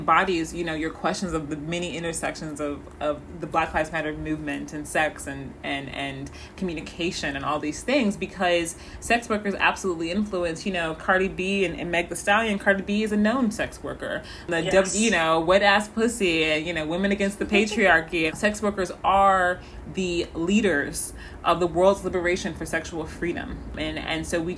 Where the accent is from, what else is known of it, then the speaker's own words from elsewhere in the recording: Missouri, United States; also born or lived in St. Louis, Missouri; I am from Missouri